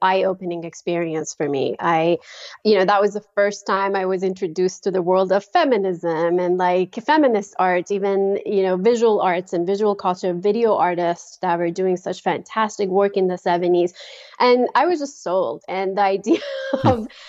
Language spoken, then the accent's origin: English; Iran; moved away as an adult; now in Virginia, United States; I was born and raised in Iran